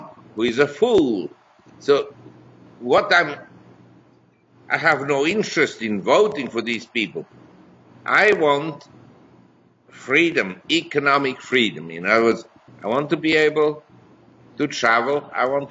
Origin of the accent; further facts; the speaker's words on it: Switzerland; moved away as an adult; also born or lived in New York / Hong Kong; I was born in Switzerland. I had my education in Switzerland. I grew up in a relatively privileged environment.